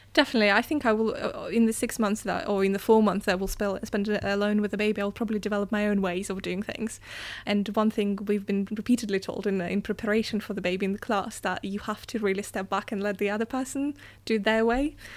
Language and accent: English; Russia; moved away; I come from Russia